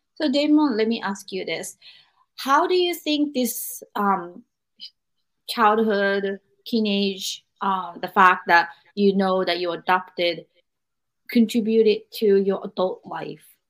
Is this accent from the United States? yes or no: no; Japan; I'm from Japan, and Japanese culture is very thick about family